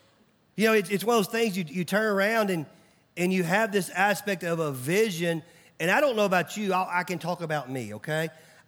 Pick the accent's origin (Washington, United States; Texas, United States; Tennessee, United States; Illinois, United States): Tennessee, United States; Mount Juliet; I remember growing up, I grew up in Nashville. And it was funny when people would find out I was from Nashville, they always asked me the same question.